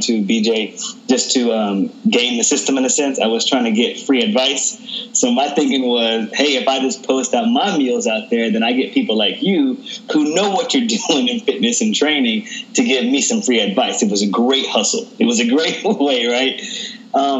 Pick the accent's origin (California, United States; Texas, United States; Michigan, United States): Texas, United States; I grew up in Texas.